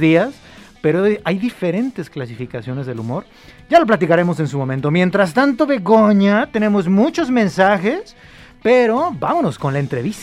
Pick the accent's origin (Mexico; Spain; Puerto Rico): Mexico